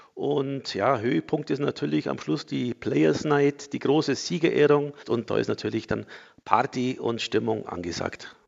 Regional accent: Füssen, Bavaria, Germany; Street Hockey bei uns in Füssen Fieseln genannt

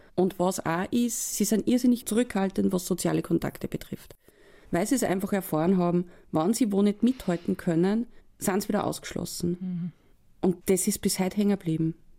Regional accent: Upper Austria, Austria; bei uns in Oberösterreich

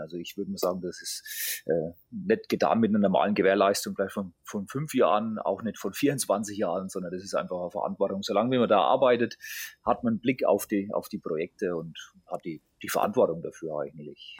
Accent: Grettstadt, Bavaria, Germany; moved away; also born or lived in Schweinfurt / Swabia; ich bin geboren in Schweinfurt. Mhm und aufgewachsen in der, Region, in der Region also in, in Gretstadt

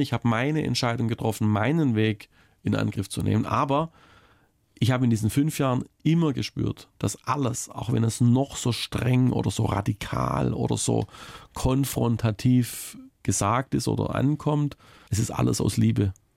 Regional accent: Baiersbronn, Baden-Württemberg, Germany; moved away; immer wenn ich nach Mitteltal komme, so heißt der Teilort, in dem ich aufgewachsen bin

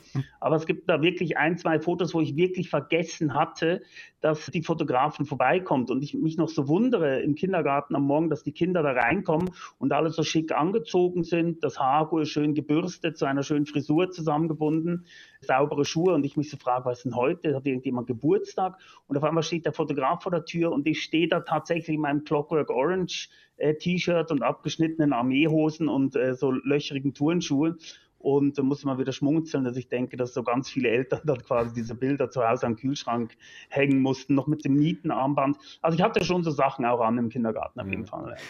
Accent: Lucerne, Switzerland; Ich bin, wie gesagt, in Luzern aufgewachsen

